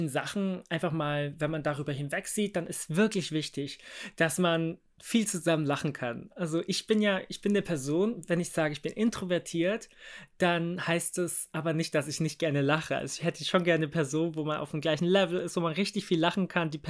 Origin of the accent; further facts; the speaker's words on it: Bavaria, Germany; Ich meine, ich bin ja auch im Haus groß geworden. Äh, Landkreis Starnberg hat, haben wir immer noch ein Haus, quasi Familie.